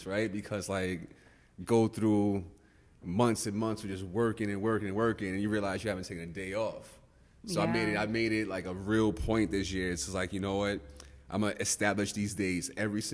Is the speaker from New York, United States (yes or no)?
yes; Yonkers, New York, United States; also born or lived in Bronx, New York; I'm from Yonkers. I moved to Yonkers when I was in 5th grade